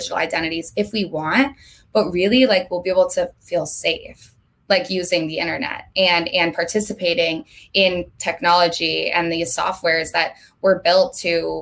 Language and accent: English; Vermont, United States; moved away as an adult; now in Los Angeles, United States; I'm from Vermont. I don't know if we touched on that, but I lived in Vermont my entire life up until 3 months ago when I moved to LA on April 1st.